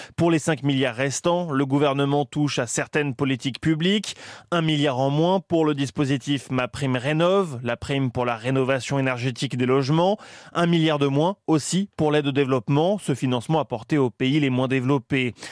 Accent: Picardy, Hauts-de-France, France; chez nous en Picardie

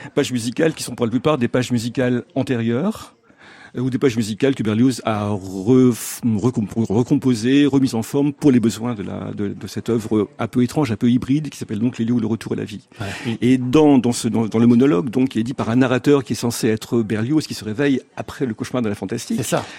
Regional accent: Lille, Hauts-de-France, France; je suis né à Lille

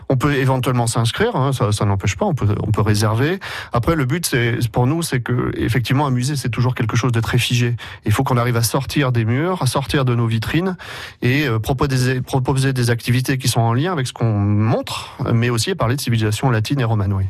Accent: Rom, Nouvelle-Aquitaine, France; nous sommes des Romains et des Romaines.

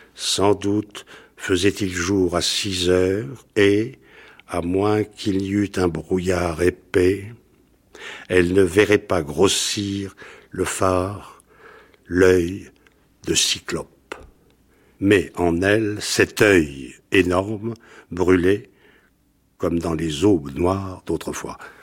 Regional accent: Bordeaux, Nouvelle-Aquitaine, France; Je suis de Bordeaux

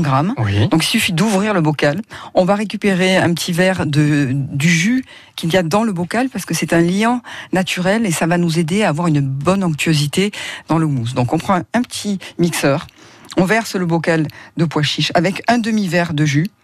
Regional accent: Provence-Alpes-Côte d'Azur, France; chez nous, en Provence

